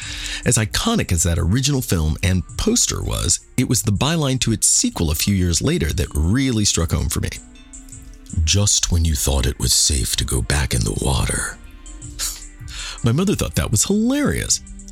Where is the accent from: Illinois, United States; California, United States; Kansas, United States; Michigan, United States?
Kansas, United States; I am from Kansas